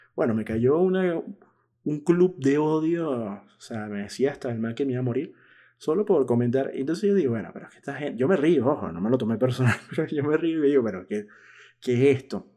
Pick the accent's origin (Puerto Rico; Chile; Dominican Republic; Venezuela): Venezuela; now in Buenos Aires, Argentina; yo que soy venezolano